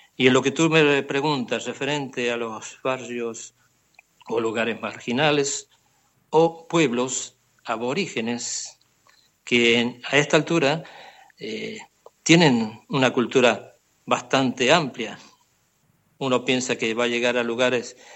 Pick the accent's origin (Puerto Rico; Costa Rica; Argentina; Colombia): Argentina; moved away as an adult; now in Barcelona, Spain